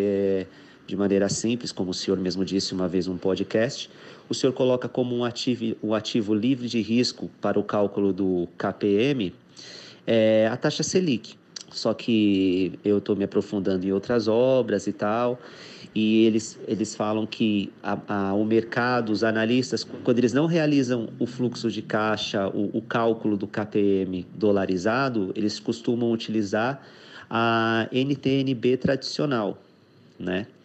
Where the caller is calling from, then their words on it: São Paulo, Brazil; sou de São Paulo.